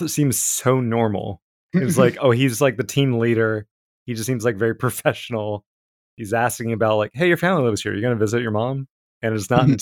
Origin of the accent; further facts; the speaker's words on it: West Virginia, United States; I grew up in West Virginia